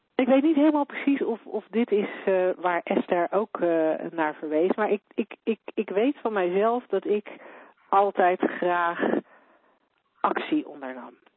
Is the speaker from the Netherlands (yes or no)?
yes; Netherlands; voor mij als Nederlander